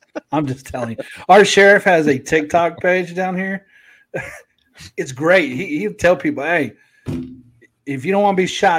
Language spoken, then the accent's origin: English; Florida, United States; I'm from Florida. We didn't shut down.